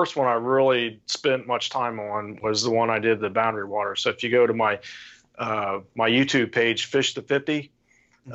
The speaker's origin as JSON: {"language": "English", "town": "St. Paris", "region": "Ohio", "country": "United States", "tie": "born or raised there", "lives_now": "Urbana, United States", "said": "I grew up in St. Paris, which is east of there"}